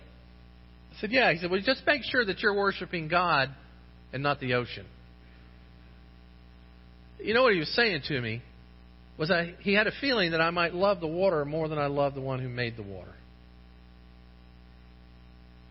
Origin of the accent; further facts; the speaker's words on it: St. Johns River, Florida, United States; I grew up on the St. John's River